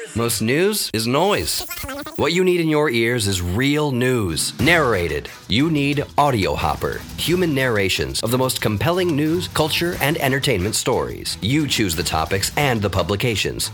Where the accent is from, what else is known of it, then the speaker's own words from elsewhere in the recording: Memphis, Tennessee, United States; I was born in Memphis, Tennessee, and we lived, I guess, in the neighborhood of Graceland because I have distinct memories as a toddler